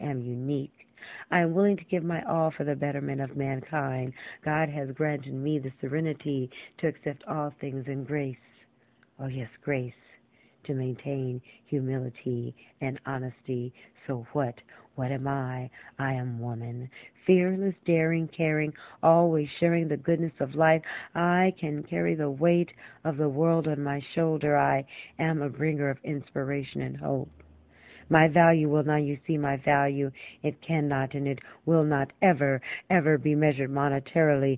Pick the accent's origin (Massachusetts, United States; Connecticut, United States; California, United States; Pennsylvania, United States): California, United States; Los Angeles; also born or lived in San Fernando Valley; I was born and raised in California